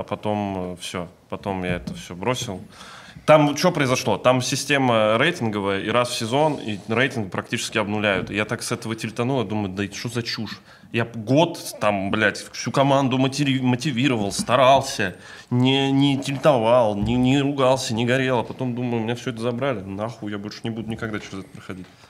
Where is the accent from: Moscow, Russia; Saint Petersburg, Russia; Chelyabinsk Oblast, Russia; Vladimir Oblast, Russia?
Vladimir Oblast, Russia; Kovrov; moved away; я из Коврова, это рядом